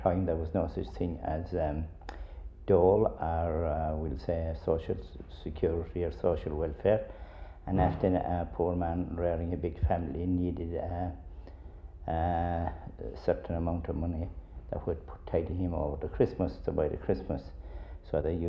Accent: Sliabh Luachra, Munster, Ireland; We live in an area here in Sliabh Luachra where quite a lot of our young people had immigrated

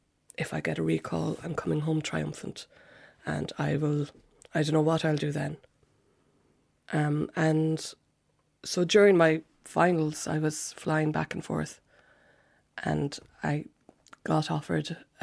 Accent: Cork, Munster, Ireland; moved away as an adult; also born or lived in Manchester, United Kingdom; now in London, United Kingdom; I'm from Cork.

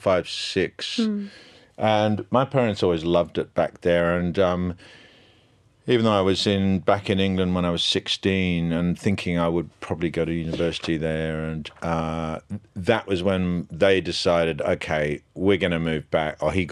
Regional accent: Nigeria; I'm Nigerian. I'm actually Nigerian.

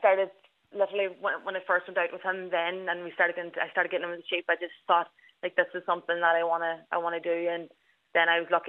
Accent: Ballybofey, Ulster, Ireland; I'm 25 years old and I'm from Ballybuffet, which is a small town in Donegal.

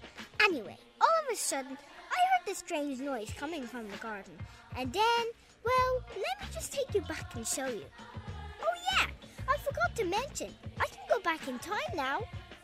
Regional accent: Dublin, Leinster, Ireland; born there; now in Cavan, Ireland; Right now, I live in Cavan, but I was born and lived in Dublin until I was 3.

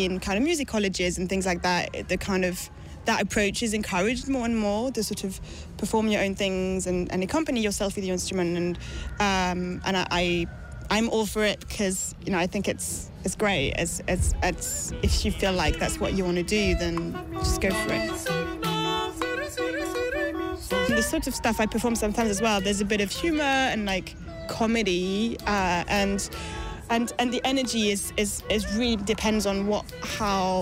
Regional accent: Paris, Île-de-France, France; moved away; I was raised in France, in Paris

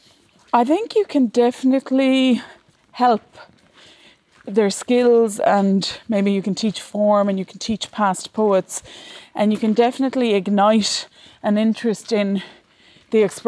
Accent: Ireland; a girl growing up in Ireland

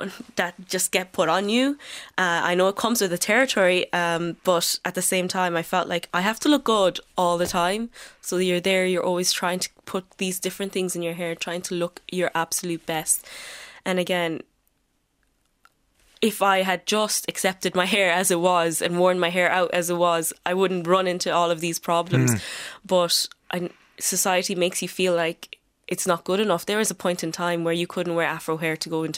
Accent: Galway, Connacht, Ireland; I'm from Galway

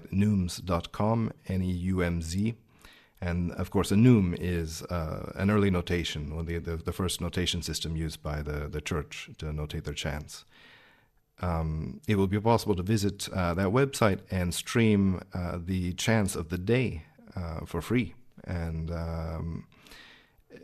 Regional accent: Kansas, United States; I grew up in Kansas. I'm American.

